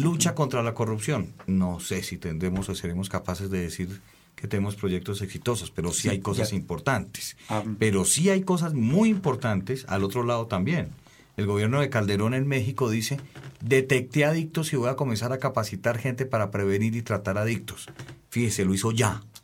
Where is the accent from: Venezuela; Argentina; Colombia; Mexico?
Colombia; los colombianos en el exterior somos los colombianos